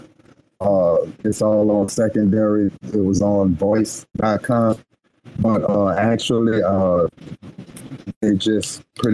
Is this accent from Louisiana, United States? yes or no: yes; New Orleans, Louisiana, United States; I'm from New Orleans